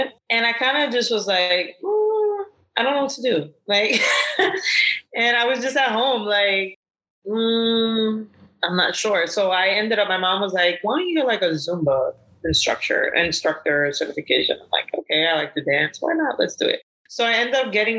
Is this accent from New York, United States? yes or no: yes; New York City, New York, United States; where I grew up in Brooklyn